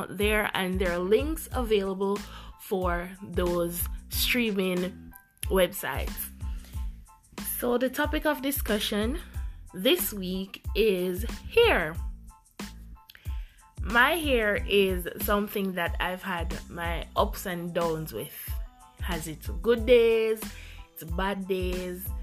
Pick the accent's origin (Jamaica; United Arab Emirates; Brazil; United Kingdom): Jamaica; Growing up in the Jamaican society